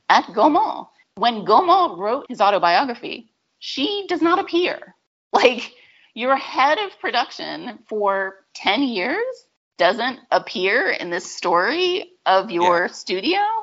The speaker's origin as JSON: {"language": "English", "region": "New England", "country": "United States", "tie": "born or raised there", "said": "I grew up in New England"}